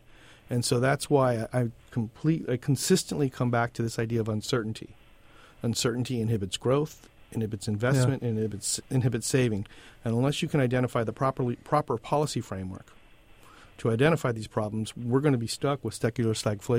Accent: Southern California, United States; I'm from Southern California, but I used to go to Boston a lot.

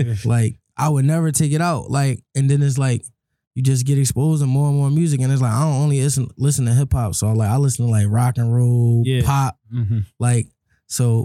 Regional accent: Philadelphia, Pennsylvania, United States; I'm from Uptown. Germantown section, to be exact, Haines Street, you feel me? Grew up in Germantown

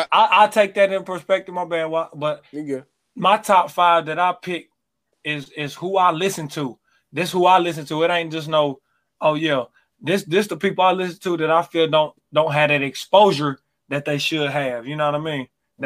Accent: New York, United States; New York.

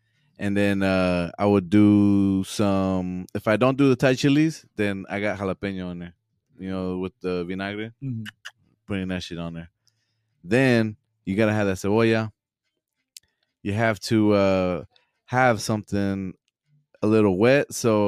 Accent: Guadalajara, Jalisco, Mexico; I'm from Guadalajara.

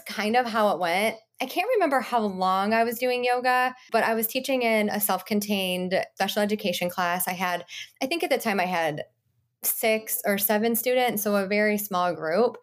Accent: Michigan, United States; I grew up in Michigan with my mom and my dad

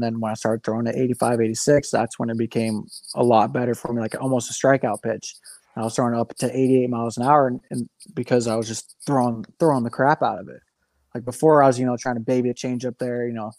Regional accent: Midwest, United States; rather than a seasonal thrower like I have been growing up in the Midwest.

